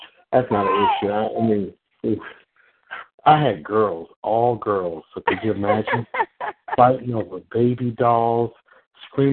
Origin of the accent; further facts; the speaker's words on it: Central Florida, United States; I'm from Central Florida